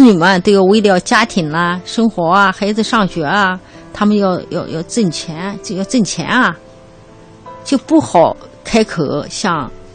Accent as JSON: {"language": "Chinese", "region": "Dabie Mountains", "country": "China", "tie": "born or raised there", "said": "我的老家就在大别山区"}